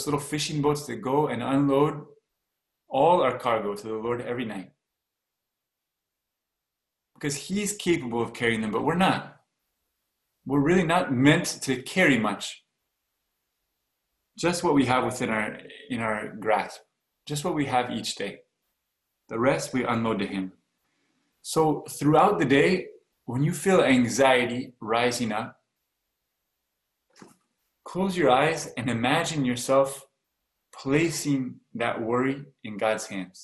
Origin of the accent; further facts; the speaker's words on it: Washington, United States; now in Oregon, United States; I'm from Washington